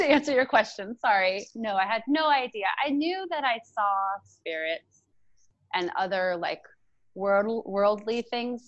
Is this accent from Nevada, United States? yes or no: yes; Sparks, Nevada, United States; now in Portland, United States; I was born and raised in Sparks, Nevada, which is right next to Reno